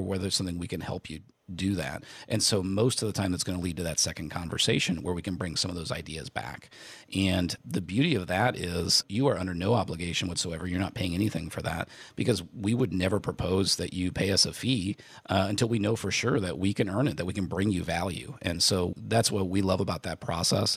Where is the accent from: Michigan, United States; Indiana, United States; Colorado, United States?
Indiana, United States; I grew up in Indiana